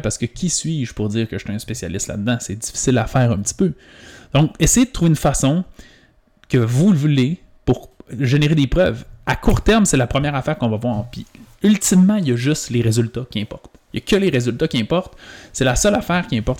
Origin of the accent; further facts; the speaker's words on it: Quebec, Canada; Mais moi, je viens du Saguenay-Lac-Saint-Jean. C'est une, petite, des plus petites régions du Québec